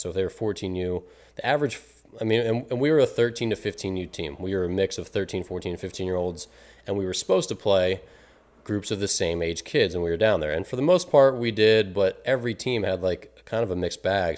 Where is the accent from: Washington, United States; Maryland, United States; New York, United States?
Maryland, United States; now in Illinois, United States; my hometown, Maryland